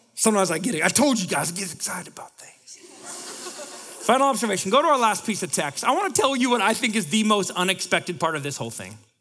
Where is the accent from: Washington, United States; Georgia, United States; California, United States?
Washington, United States; Bellingham; now in Seattle, United States; I'm from Bellingham